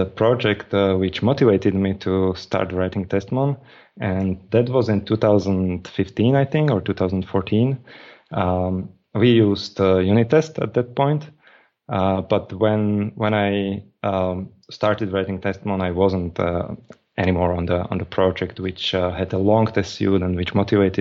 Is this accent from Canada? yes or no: no; Slovakia; I'm from Slovakia, and I'm in Slovakia